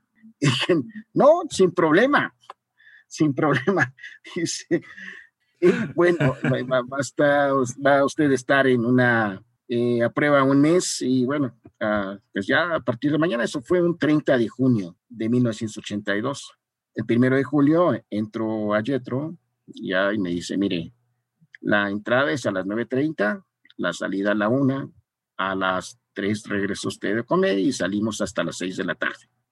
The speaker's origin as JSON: {"language": "Spanish", "country": "Mexico"}